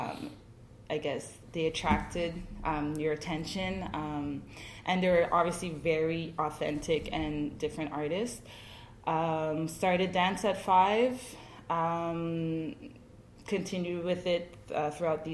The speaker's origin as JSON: {"language": "English", "town": "Montreal", "region": "Quebec", "country": "Canada", "tie": "born or raised there", "said": "I was born in Montreal."}